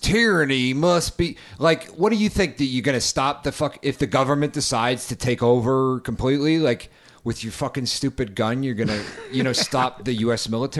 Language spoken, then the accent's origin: English; New England, United States; also born or lived in New York; now in Los Angeles, United States; I'm from New England originally, and, you know, I lived in New York. I live in Los Angeles now.